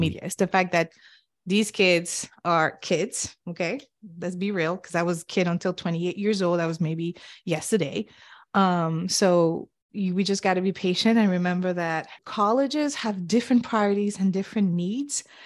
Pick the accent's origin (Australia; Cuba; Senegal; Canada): Senegal; English is a second language; moved away; also born or lived in Cape Verde; I grew up and was born and raised in Senegal and West Africa